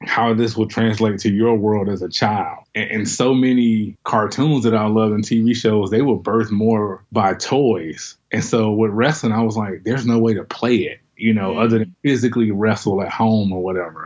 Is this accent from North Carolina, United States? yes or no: yes; Winston-Salem, North Carolina, United States; now in Detroit, United States; I grew up in Winston-Salem, North Carolina